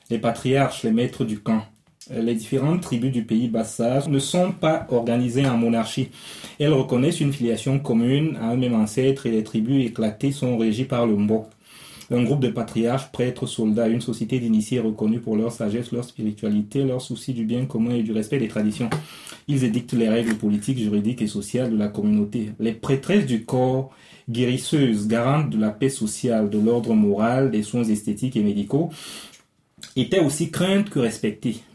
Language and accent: French; Ebolowa, South, Cameroon; je vais dans mon village, je suis né au sud, à Ibolova justement, mm. donc c'est une région que je connais assez, assez, assez bien.